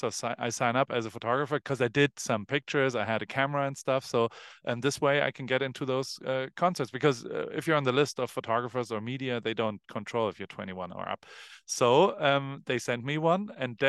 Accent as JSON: {"language": "English", "town": "Heidelberg", "region": "Baden-Württemberg", "country": "Germany", "tie": "born or raised there", "said": "Okay, so I grew up in Germany, in Heidelberg"}